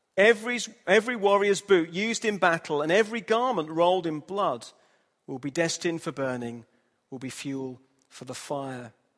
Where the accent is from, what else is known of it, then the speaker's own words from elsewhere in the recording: Hull, Yorkshire and the Humber, United Kingdom; moved away; I'm from Hull, in the north of England